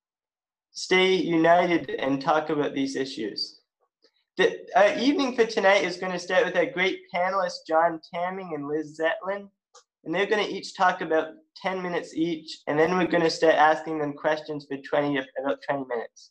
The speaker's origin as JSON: {"language": "English", "town": "West Grey", "region": "Ontario", "country": "Canada", "tie": "born or raised there", "also_born_or_lived": "Halifax, Nova Scotia", "lives_now": "Owen Sound, Canada", "said": "I was raised in Halifax, and I was raised in West Grey. And now I live in the great city of Owen Sound"}